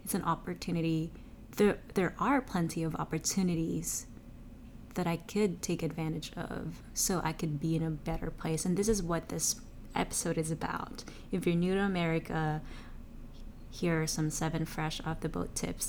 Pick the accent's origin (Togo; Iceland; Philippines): Philippines; moved away as an adult; now in United States; I came from Asia, a developing country, the Philippines